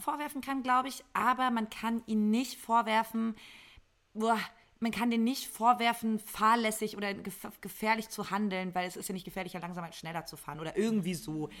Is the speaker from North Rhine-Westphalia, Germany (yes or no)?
no; Berlin, Germany; moved away; also born or lived in Mainz; ich komme aus Berlin und habe da auch lange gelebt. Aus der Ecke zumindest, Berlin-Brandenburg.